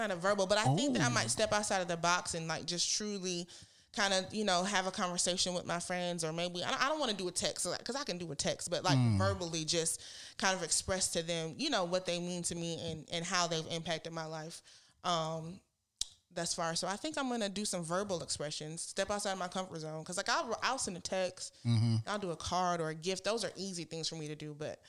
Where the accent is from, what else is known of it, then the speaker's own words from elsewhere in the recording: Michigan, United States; I moved here from Michigan. I didn't know anybody. As soon as I graduated from college, came down here, didn't have, you know, any family, anybody.